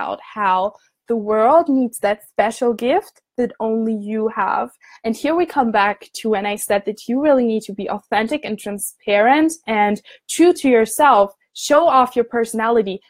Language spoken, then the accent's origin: English; Germany; moved away as an adult; now in Scotland, United Kingdom; I'm from Germany. I'm studying abroad in Scotland.